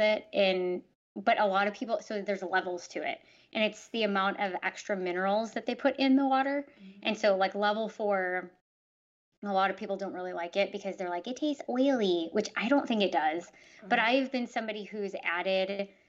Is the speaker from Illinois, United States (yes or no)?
yes; Chicago, Illinois, United States; I grew up in Chicago